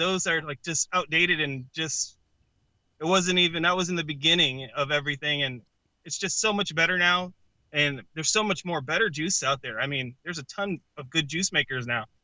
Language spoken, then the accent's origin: English; Connecticut, United States; I come from Connecticut